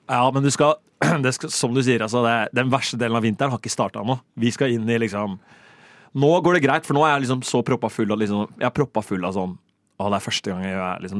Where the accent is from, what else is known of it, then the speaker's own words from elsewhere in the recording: Rakkestad, Østfold, Norway; moved away as an adult; now in Oslo, Norway; hjemme i Rakstad ja. så bor jeg i et felt